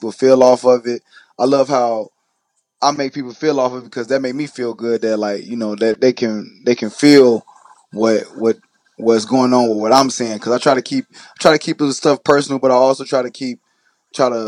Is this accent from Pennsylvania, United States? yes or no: no; Chicago, Illinois, United States; also born or lived in Carbondale, Illinois; I'm from Chicago.